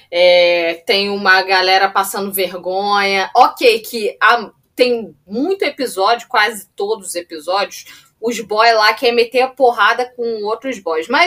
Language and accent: Portuguese; Florianópolis, Santa Catarina, Brazil; Eu sou de Floripa